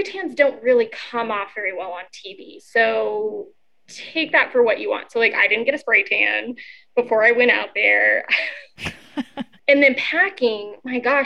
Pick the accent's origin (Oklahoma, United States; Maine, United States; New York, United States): Oklahoma, United States; I'm from Oklahoma